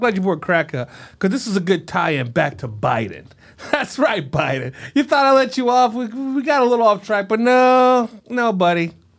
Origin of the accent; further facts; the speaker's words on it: Scranton, Pennsylvania, United States; So when I first came to D.C., I wore a shirt without an undershirt because I was from Scranton